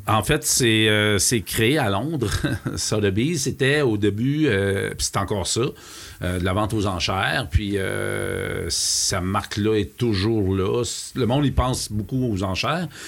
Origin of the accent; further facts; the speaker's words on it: Lac-Beauport, Quebec, Canada; mon patelin m'a rappelé le lac Beauport